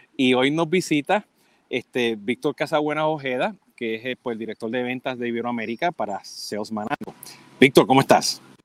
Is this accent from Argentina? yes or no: no; Puerto Rico; now in Miami, United States; siendo puertorriqueño